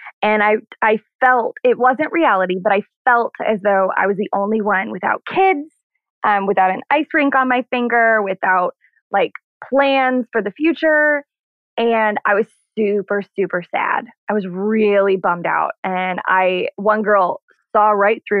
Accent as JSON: {"language": "English", "region": "Missouri", "country": "United States", "tie": "born or raised there", "also_born_or_lived": "Orlando", "moved": "as an adult", "said": "I was born and raised in Missouri"}